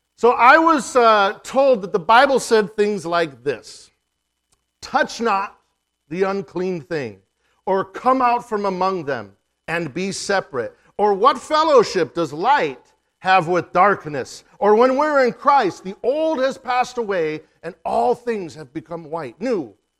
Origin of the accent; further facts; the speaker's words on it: Yakama Nation, Washington, United States; we're from the Yakima Nation